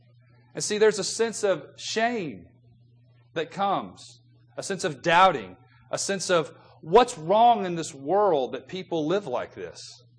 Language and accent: English; the South, United States; The culture that I grew up in God's country, the South